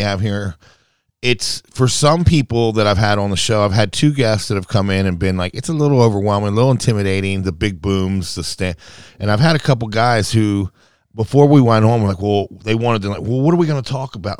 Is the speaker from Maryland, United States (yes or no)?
yes; Baltimore, Maryland, United States; also born or lived in San Diego; I'm a city guy. I was raised in Baltimore City